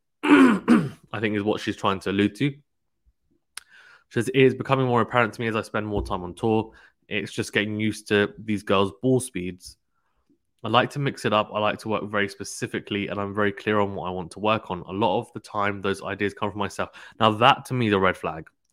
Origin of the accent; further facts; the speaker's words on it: United Kingdom; as a Brit